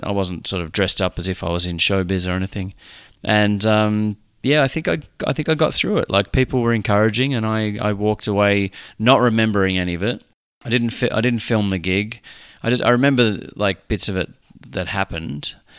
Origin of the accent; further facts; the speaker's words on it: Australia; it was in a country town in Australia